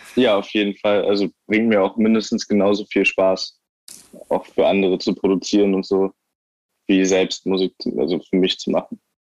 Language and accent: German; Eckernförde, Schleswig-Holstein, Germany; moved away as an adult; ich bin da halt aufgewachsen, bis ich 19 war